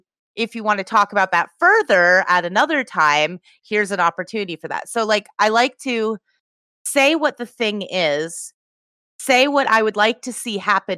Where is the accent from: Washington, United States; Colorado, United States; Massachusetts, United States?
Massachusetts, United States; now in California, United States; I'm from Massachusetts.